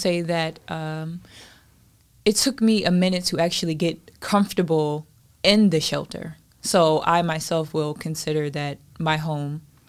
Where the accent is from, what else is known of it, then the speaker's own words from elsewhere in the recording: New Jersey, United States; Okay, well, I'm going to say that I grew up in New Jersey.